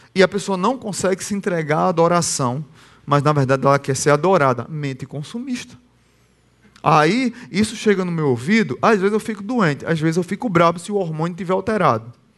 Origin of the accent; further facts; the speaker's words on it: Northeast Region, Brazil; eu sou brasileiro e nordestino